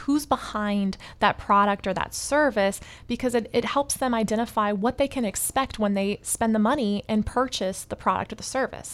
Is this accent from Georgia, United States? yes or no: yes; Atlanta, Georgia, United States; moved away as an adult; also born or lived in Miami; I was born and raised in Atlanta. I came to Miami to study music.